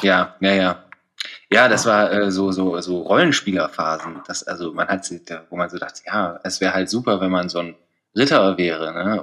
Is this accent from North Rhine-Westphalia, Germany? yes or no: yes; Ibbenbüren, North Rhine-Westphalia, Germany; now in Potsdam, Germany; ich komme aus Ibbenbüren